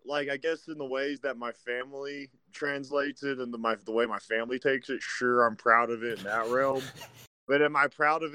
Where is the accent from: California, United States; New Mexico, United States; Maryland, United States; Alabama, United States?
New Mexico, United States; I love my state